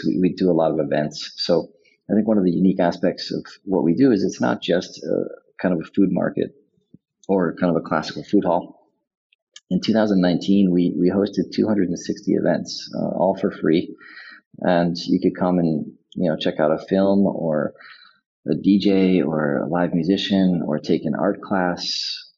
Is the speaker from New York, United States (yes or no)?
yes; New York City, New York, United States; now in Prague, Czech Republic; I'm from New York City. I currently live in Prague in the center of Europe